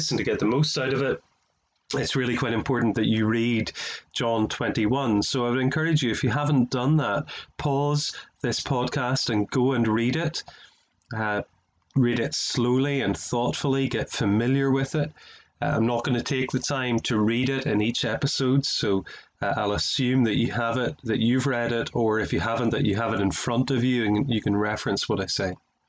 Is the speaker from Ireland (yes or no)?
yes; Ireland; I'm an Irishman, as you can tell by my accent, and so I like to do things back to front.